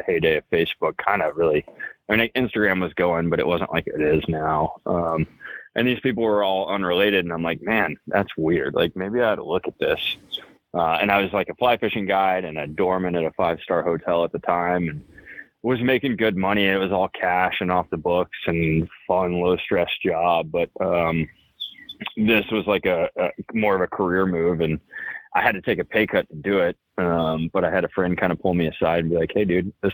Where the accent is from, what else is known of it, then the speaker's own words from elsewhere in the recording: San Angelo, Texas, United States; moved away as an adult; also born or lived in Alabama / Colorado; I am from Texas originally. I grew up in San Angelo, Texas